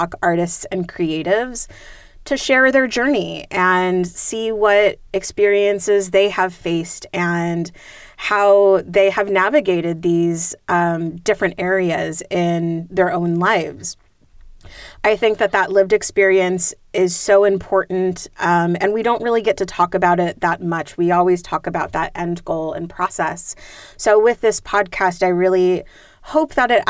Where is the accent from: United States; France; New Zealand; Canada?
United States; San Jose, California; I was born and raised in San Jose